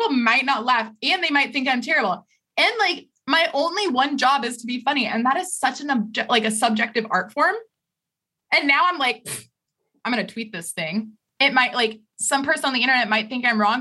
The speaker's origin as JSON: {"language": "English", "region": "Idaho", "country": "United States", "tie": "born or raised there", "moved": "yes", "lives_now": "New York, United States", "said": "I grew up in Idaho"}